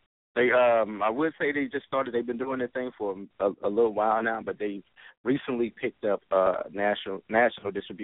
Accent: Dallas, Texas, United States; I'm from Dallas, Texas

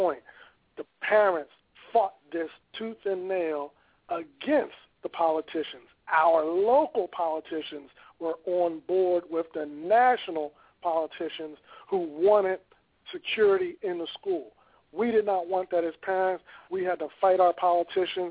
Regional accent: Philadelphia, Pennsylvania, United States; here in my hometown

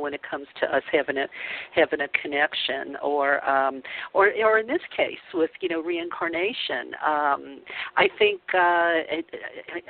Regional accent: New Orleans, Louisiana, United States; I grew up Catholic in the Bible Belt of New Orleans

